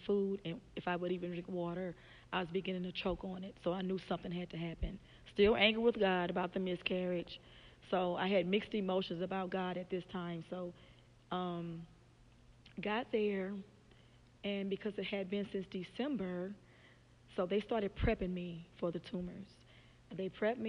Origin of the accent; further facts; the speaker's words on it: Louisiana, United States; moved away as an adult; now in Memphis, United States; I'm from Louisiana